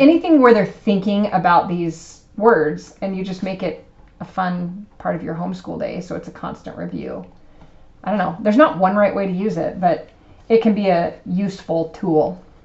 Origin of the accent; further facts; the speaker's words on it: United States; we're American